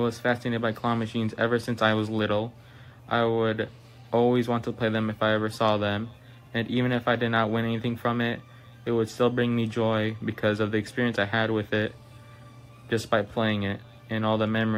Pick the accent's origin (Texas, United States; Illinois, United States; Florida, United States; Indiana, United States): Illinois, United States; I am from Illinois, and I am 15 years old